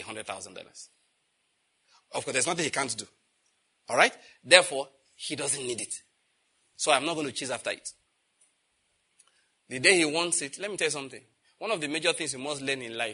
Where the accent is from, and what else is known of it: Nigeria; born or raised there